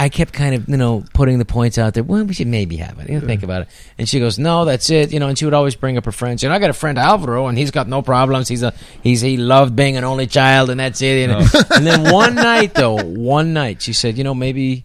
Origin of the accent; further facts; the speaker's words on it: San Francisco, California, United States; I grew up in San Francisco